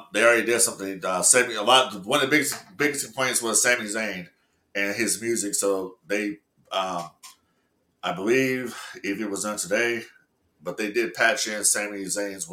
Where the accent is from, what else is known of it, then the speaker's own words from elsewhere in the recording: Los Angeles, California, United States; I'm from the West Coast, you know what I'm saying? I grew up in L.A.